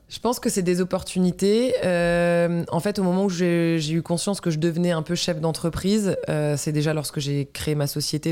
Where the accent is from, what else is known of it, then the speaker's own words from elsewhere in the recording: Breton, Brittany, France; en tant que bretonne